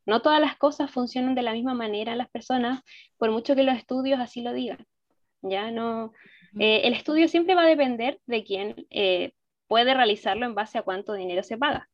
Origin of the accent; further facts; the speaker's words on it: Chile; yo soy de Chile